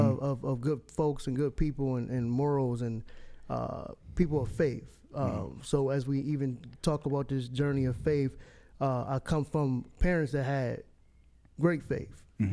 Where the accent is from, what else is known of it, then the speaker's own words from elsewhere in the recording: Buffalo, New York, United States; I am from Buffalo, New York. Snow country, snow town, all that good stuff. And I come from a very large family, I would say. I'm a PK kid, for those who don't know what that term is, a preacher kid. Mother was an evangelist.